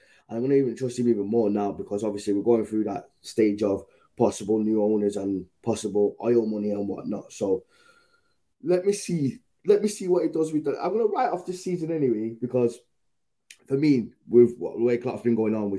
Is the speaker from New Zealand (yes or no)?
no; Jamaica; I'm from Yard, innit? But you got to remember, Adam, man, they love Liverpool in Yard and that. So, from back home, Yard.